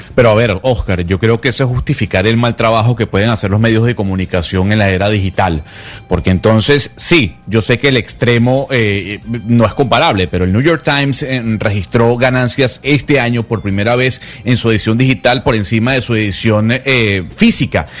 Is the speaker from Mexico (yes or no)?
no; Venezuela; moved away; yo soy venezolano. Eh, desde hace mucho tiempo fuera de Venezuela